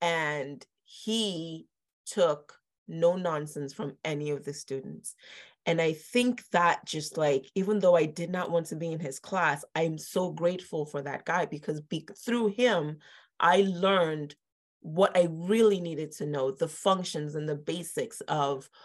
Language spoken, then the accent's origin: English; Lagos, Nigeria; moved away as an adult; now in Philadelphia, United States; I grew up in Nigeria, Lagos, mm-hmm. Nigeria. And I moved here for college when I was 18.